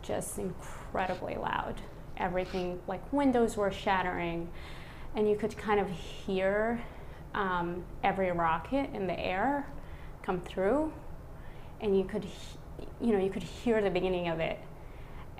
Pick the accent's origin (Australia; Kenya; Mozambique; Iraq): Iraq; now in Baltimore, United States; I'm originally from Iraq